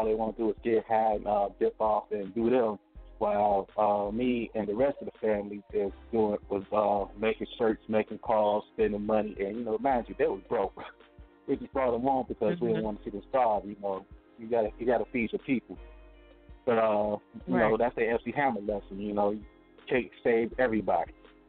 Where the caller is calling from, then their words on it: Gary, Indiana, United States; Gary, Indiana, 219 the building.